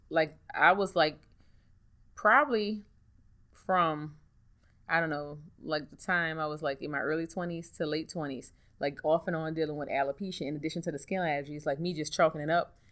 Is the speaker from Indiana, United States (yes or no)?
no; New Orleans, Louisiana, United States; I'm from New Orleans, born and raised